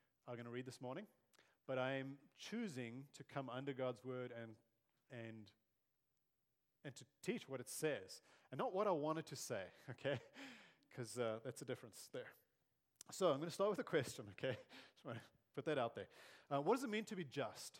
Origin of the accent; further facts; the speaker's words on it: South Africa; growing up in South Africa in the 80s and early 90s